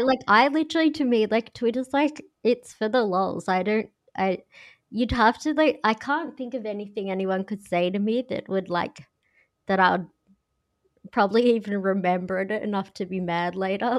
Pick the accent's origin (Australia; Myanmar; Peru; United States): Australia; accent: Australian; I'm blatantly Australian.